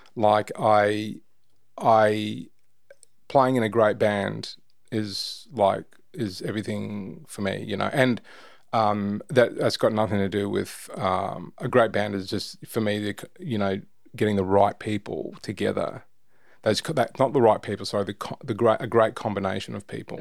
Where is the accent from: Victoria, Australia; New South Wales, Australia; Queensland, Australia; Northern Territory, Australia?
Queensland, Australia; Darling Downs; moved away as an adult; also born or lived in Brisbane, Australia / Toowoomba, Australia / Gold Coast, Australia; now in Sydney, Australia; Moved into the country, grew up in the country, Darling Downs, went to school in Toowoomba